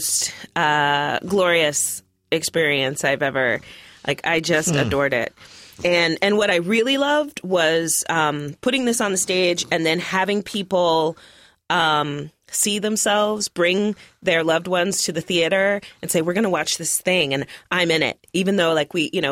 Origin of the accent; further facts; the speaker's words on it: Roanoke, Virginia, United States; now in Portland, United States; I was born in Roanoke, Virginia.